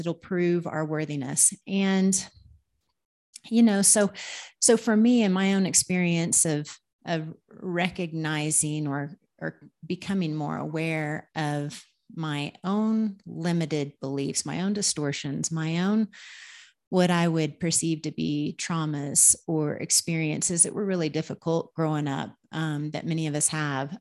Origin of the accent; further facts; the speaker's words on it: Oklahoma, United States; moved away as an adult; also born or lived in Minnesota; now in Peru; I'm from Oklahoma